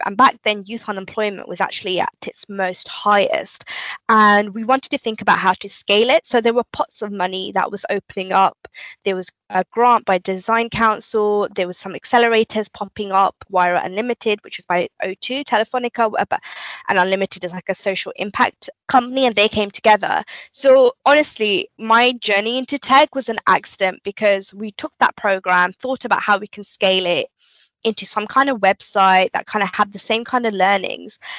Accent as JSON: {"language": "English", "region": "London", "country": "United Kingdom", "tie": "born or raised there", "moved": "as an adult", "lives_now": "near Slough, United Kingdom", "said": "Growing up specifically, I think in East London, you go to kind of state schools"}